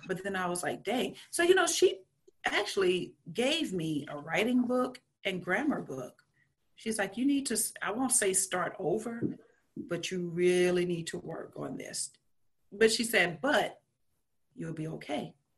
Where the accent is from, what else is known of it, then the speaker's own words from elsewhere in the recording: Louisiana, United States; growing up in Louisiana, I grew up Catholic